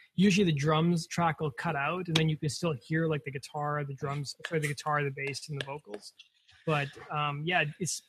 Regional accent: Canada; being Canadian

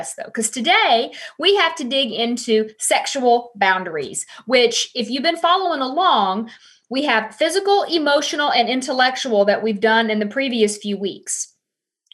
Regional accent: the South, United States; I am from the South

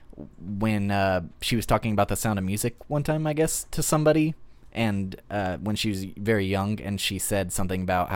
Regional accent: United States; I'm an American

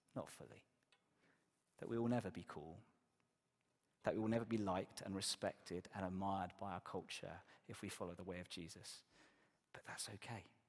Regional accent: Exeter, South West England, United Kingdom; moved away; my church where I grew up in Exeter

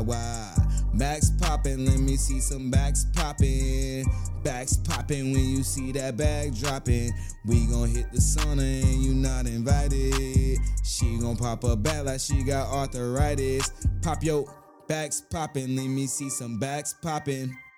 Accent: Brunswick, Georgia, United States; now in Tokyo, Japan; I'm from Brunswick, Georgia, and a lot of guys are really hard and gangster there

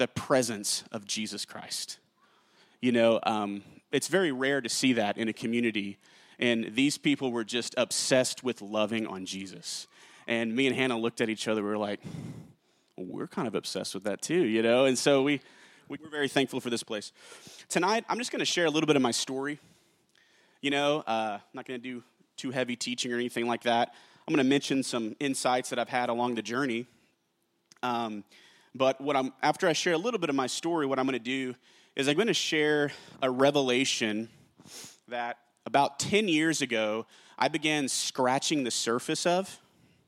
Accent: Carrollton, Texas, United States; also born or lived in Jennings, Louisiana; I'm from Jennings, Louisiana. I moved here to Carrollton, Texas, when I was like 4 or 5 years old. I was raised in church

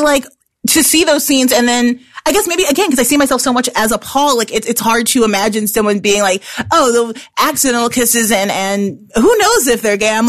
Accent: Chicago, Illinois, United States; I'm from Chicago

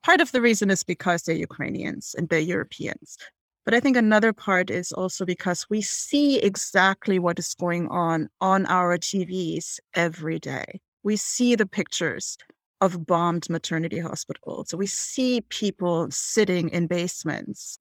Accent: Hamburg, Germany; moved away; I am from Hamburg, which is Germany's second largest city.

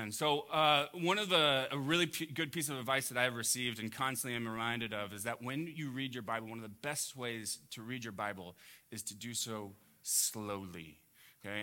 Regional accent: Huntington Beach, California, United States; growing up in Orange County, I grew up in Huntington Beach

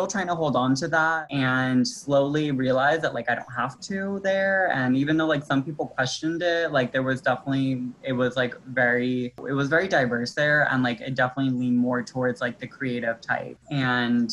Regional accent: Metairie, Louisiana, United States; also born or lived in New Orleans; They moved to Metairie maybe when I was like in the second grade, and then I spent like most of growing up in Metairie

